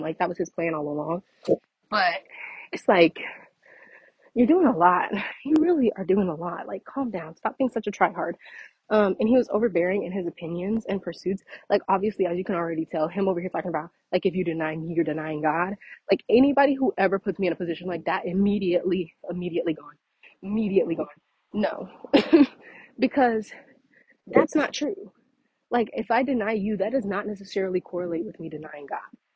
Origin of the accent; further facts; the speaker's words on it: Louisiana, United States; I'm from Louisiana